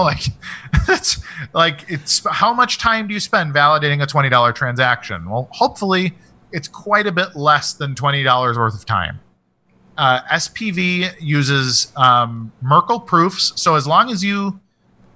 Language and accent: English; United States; as an American